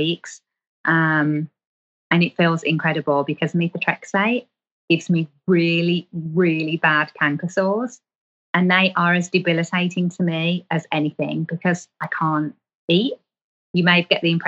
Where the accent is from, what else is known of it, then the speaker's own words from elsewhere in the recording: England, United Kingdom; I'm from England